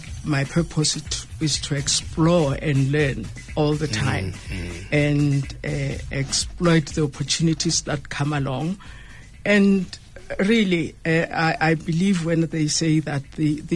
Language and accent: English; Ramatlala, Limpopo, South Africa; I come from Ramatala, the rural area in Ramatala, Thaba. I was born and bred there, and I went to school there.